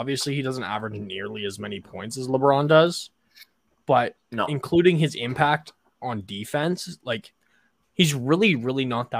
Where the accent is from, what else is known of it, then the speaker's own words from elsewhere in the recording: Toronto, Ontario, Canada; we're from the Toronto area.